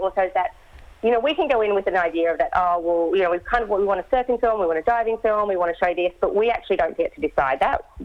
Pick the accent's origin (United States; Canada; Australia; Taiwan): Australia; Great Barrier Reef, Queensland; I grew up on the Great Barrier Reef